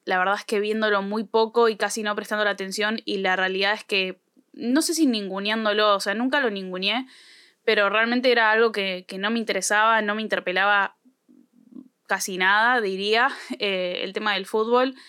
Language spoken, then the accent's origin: Spanish; Argentina; no nací de una probeta, chicos, no nací de un huevo, nací en este país